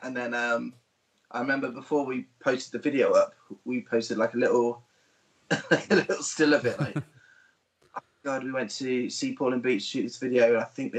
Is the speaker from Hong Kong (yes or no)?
no; Peterborough, East of England, United Kingdom; moved away; also born or lived in Norwich; I'm from Peterborough originally.